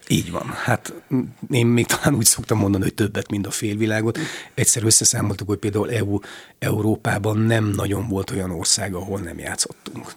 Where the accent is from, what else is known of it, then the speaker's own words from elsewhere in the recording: Odorheiu Secuiesc, Harghita County, Romania; moved away as an adult; also born or lived in Târgu Mureș; Én Székelyudvarhelyen születtem, ott végeztem a középiskolát, és aztán Marosvásárhelyen a színművészeti főiskolát.